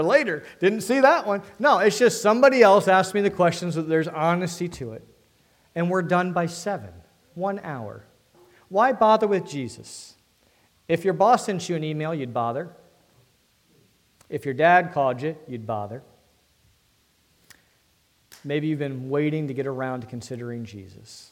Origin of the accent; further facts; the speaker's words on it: D.C., Northern Virginia, United States; I'm from Northern Virginia, D.C., concrete jungle